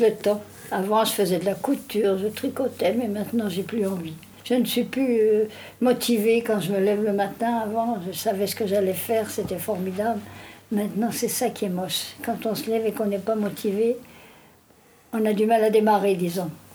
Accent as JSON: {"language": "French", "town": "Briey", "region": "Grand Est", "country": "France", "tie": "born or raised there", "moved": "yes", "said": "chez moi, à Briey, mon pays natal"}